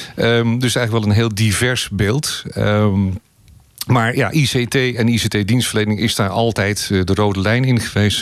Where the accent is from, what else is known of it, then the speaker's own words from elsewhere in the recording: Amsterdam, North Holland, Netherlands; now in Hoofddorp, Netherlands; ik ben geboren getogen in Amsterdam